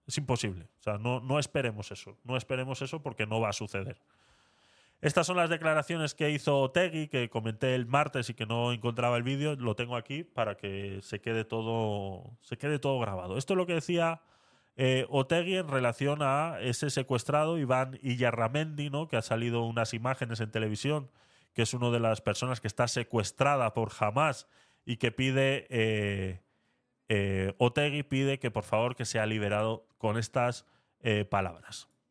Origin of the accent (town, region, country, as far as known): Vitoria-Gasteiz, Basque Country, Spain